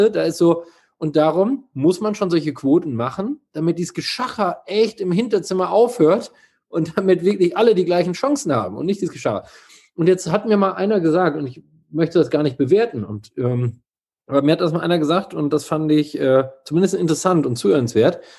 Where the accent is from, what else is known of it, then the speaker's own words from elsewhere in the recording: East Germany, Germany; ich komme aus Ostdeutschland, ich habe das schon erlebt, weißt du?